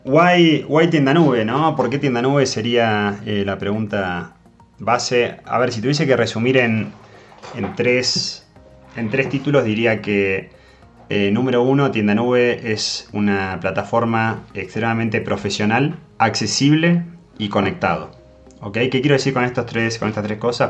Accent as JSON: {"language": "Spanish", "country": "Argentina", "tie": "born or raised there", "accent": "Argentine", "moved": "yes", "said": "por si todavía no se notó de mi acento, yo soy nacido en Argentina"}